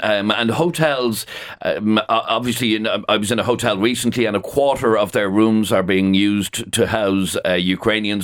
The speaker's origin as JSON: {"language": "English", "town": "Dublin", "region": "Leinster", "country": "Ireland", "tie": "born or raised there", "said": "born and bred in Dublin."}